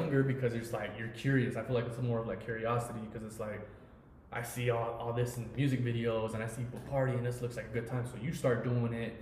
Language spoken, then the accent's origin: English; Ogden, Utah, United States; I grew up in Ogden